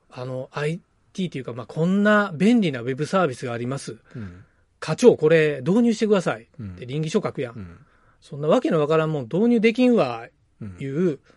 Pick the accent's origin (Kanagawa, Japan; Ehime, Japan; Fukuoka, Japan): Ehime, Japan; Toon; うちらの地元の東温市ってとこでやっとる